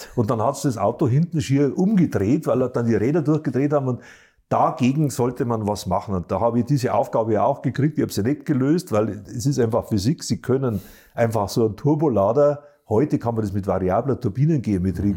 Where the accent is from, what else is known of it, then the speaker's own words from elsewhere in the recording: Bavaria, Germany; auch ich bin ja Bayer